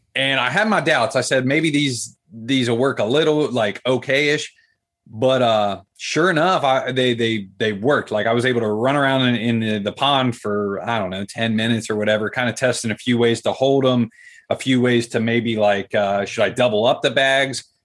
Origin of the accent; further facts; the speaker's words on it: Columbus, Ohio, United States; City Kid, Columbus, Ohio, like the capital